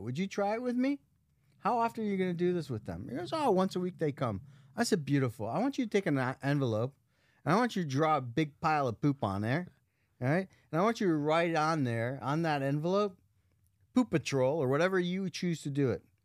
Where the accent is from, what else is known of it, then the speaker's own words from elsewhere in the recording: Las Vegas, Nevada, United States; Las Vegas